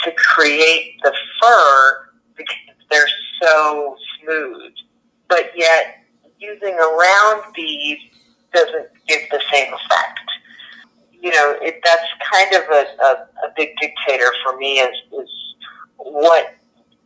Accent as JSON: {"language": "English", "region": "Colorado", "country": "United States", "tie": "born or raised there", "also_born_or_lived": "Florida", "moved": "yes", "said": "I grew up in Colorado"}